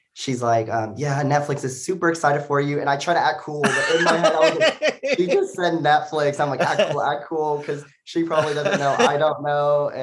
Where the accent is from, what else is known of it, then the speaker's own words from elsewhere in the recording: Joshua, Texas, United States; also born or lived in Arkansas; now in Austin, United States; I grew up in a small town called Joshua, Texas.